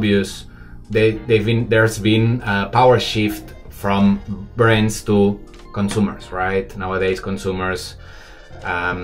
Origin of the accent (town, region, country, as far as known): Barcelona, Catalonia, Spain; moved away as an adult; now in Shanghai, China